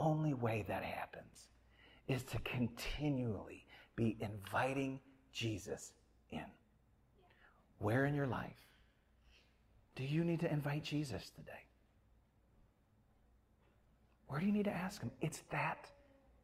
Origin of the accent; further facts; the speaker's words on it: Midwest, United States; now in Atlanta, United States; I grew up in the Midwest.